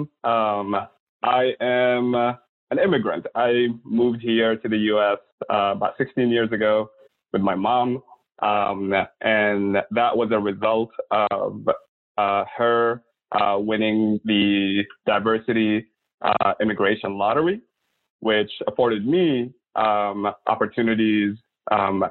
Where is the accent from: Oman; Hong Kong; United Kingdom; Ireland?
Oman; also born or lived in Sudan / Milwaukee; now in United States; the Sultanate of Oman, where I was born and lived the majority of my early life.